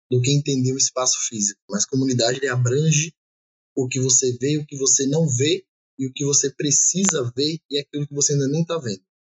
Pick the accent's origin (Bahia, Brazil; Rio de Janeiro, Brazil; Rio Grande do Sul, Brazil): Bahia, Brazil; Jacobina; now in Salvador, Brazil; interior aqui da Bahia, mas atualmente é resido aqui né, em Salvador há mais de 20 anos.